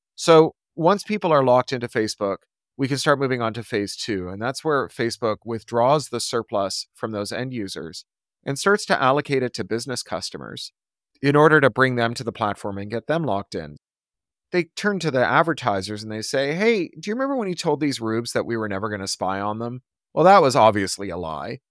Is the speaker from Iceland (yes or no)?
no; Toronto, Ontario, Canada; growing up in Toronto